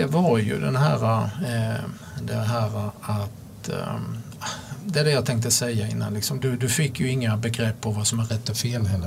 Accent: Sweden; jag kunde åka upp till Sverige, vara hemma en vecka

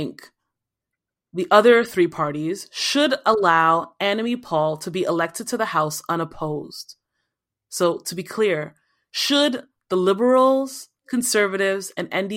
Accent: Nigeria; now in Toronto, Canada; as a Nigerian

